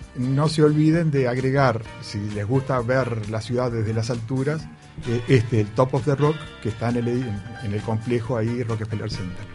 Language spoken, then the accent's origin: Spanish; Paysandú, Uruguay; somos de Paysandú